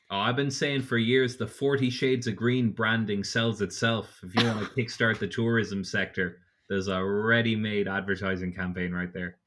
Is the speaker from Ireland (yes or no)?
yes; Portarlington, Ireland; I'm from Port Arlington and it's split down the middle with a river